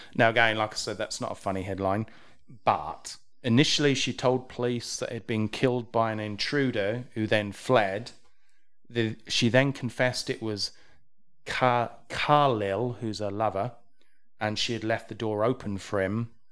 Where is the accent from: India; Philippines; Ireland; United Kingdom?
United Kingdom; England; I'm English.